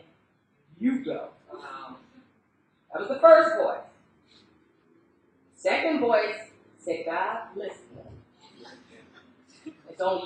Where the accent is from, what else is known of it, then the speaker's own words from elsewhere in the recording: United States; accent: American; I'm the only American